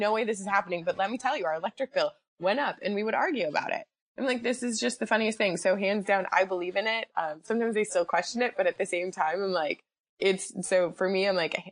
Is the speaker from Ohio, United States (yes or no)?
no; Wisconsin, United States; also born or lived in Chicago; I'm from Wisconsin originally, born and raised there my entire life.